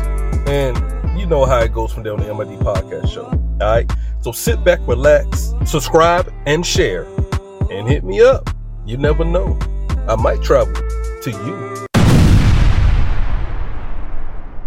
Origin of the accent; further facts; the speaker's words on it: Brunswick, Georgia, United States; moved away; we're down in my hometown, Brunswick, Georgia